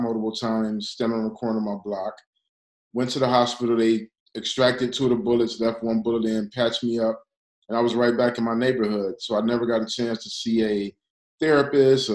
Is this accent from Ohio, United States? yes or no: no; Detroit, Michigan, United States; now in Los Angeles, United States; I'm from Detroit, so it's a little weird to be that far away from my hometown